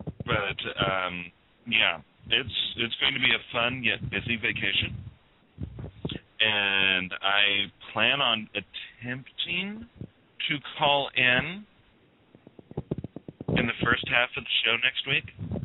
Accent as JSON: {"language": "English", "town": "Yuma", "region": "Colorado", "country": "United States", "tie": "born or raised there", "moved": "yes", "lives_now": "Nebraska, United States", "said": "my hometown of Yuma, Colorado"}